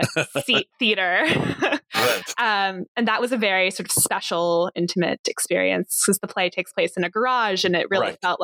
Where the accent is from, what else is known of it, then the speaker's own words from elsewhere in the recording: New York City, New York, United States; also born or lived in Chicago; No, I grew up in New York City.